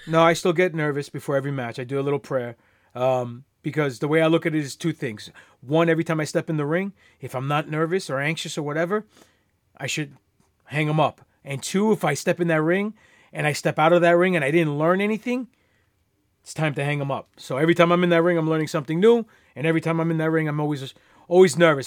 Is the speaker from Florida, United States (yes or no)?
no; New York City, New York, United States; I am Greek, grew up in Queens, New York